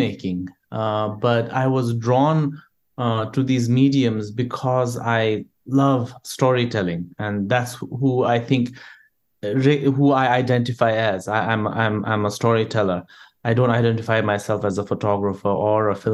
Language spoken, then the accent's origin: English; Bhutan; I grew up in Bhutan.